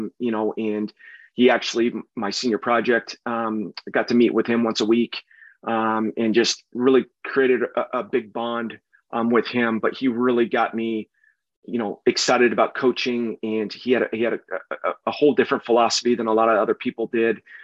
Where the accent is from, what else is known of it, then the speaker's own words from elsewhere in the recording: San Diego, California, United States; moved away as an adult; I'm originally from San Diego. I grew up down there